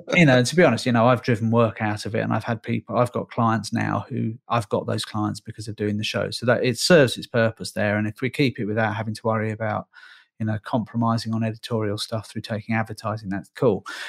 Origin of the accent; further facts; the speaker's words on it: Northern Ireland, United Kingdom; moved away; I'm Irish by birth. I was born in Northern Ireland.